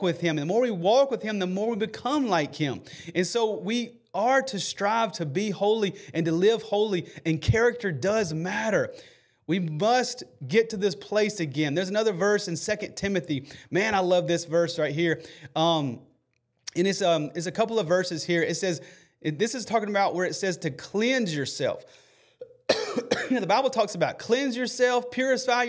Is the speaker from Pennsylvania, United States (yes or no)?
no; Alabama, United States; I'm from Alabama